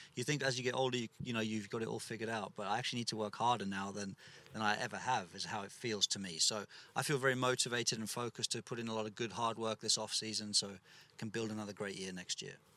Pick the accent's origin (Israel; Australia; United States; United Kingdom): United Kingdom; England; as an English kid